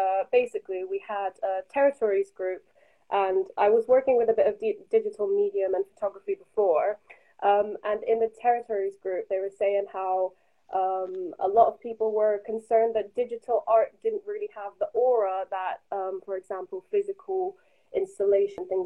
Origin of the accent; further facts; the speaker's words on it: Netherlands; now in Bath, United Kingdom; I'm a 21-year-old artist who's based in Bath at the moment, but I'm originally from the Netherlands.